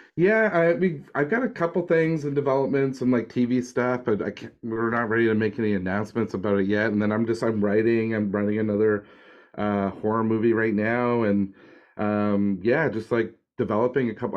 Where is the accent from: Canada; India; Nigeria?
Canada; Nova Scotia; I grew up in like Nova Scotia